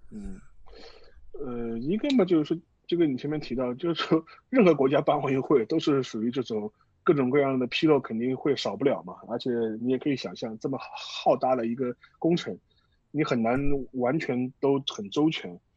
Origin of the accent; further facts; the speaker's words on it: China; 我们中国人